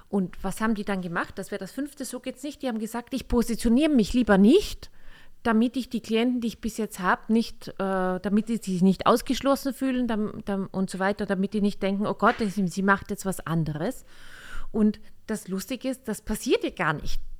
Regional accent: Austria; Oh ja, wir sind Österreicher, habt ihr ja schon gemerkt.

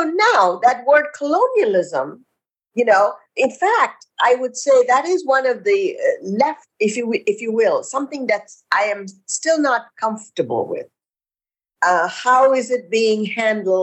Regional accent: India; now in United States; I grew up in India

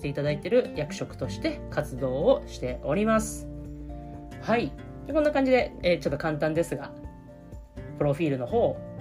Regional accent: Niigata, Japan; 出身は新潟県です

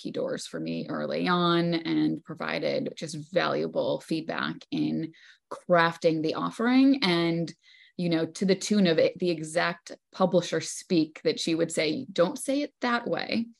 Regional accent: La Crosse, Wisconsin, United States; Born and raised in La Crosse, Wisconsin.

